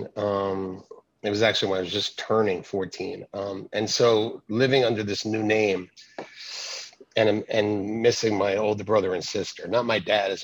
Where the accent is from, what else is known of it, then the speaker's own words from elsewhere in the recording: North Brunswick, New Jersey, United States; I was born in North Brunswick, New Jersey, which just happens to be the place where my church is.